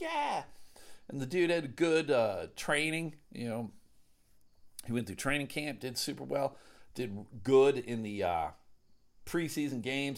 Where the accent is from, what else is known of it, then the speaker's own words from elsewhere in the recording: Buffalo, New York, United States; now in Grand Rapids, United States; I live in Grand Rapids, Michigan. Grew up in Buffalo.